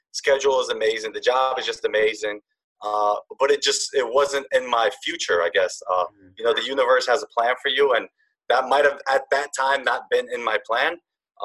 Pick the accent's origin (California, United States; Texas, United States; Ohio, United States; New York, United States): New York, United States; Yonkers; I'm from Yonkers, New York